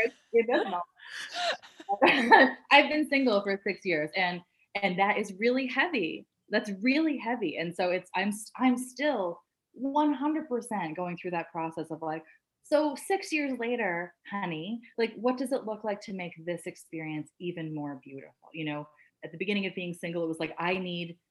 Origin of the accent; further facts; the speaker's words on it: Canada; I'm Canadian